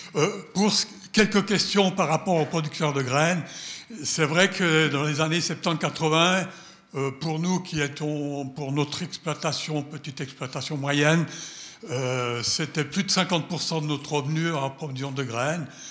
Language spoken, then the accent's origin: French; Geneva, Switzerland; avec mon père, euh, toute la famille, on a été des producteurs de graines euh, à chêne Genève. Donc je viens de Genève